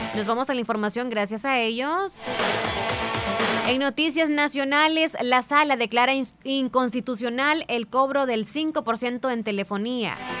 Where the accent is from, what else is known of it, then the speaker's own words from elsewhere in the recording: El Salvador; somos así los salvadoreños